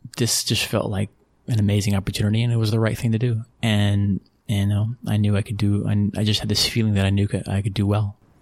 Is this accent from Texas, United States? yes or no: yes; Abilene, Texas, United States; moved away as an adult; also born or lived in San Antonio, Texas / Lubbock, Texas / Liverpool / Monaco; Born in San Antonio, Texas. Grew up between San Antonio, Lubbock, Texas, and mostly uh, Abilene, Texas. Between age, ages of twelve to twenty-one, I was in Abilene, Texas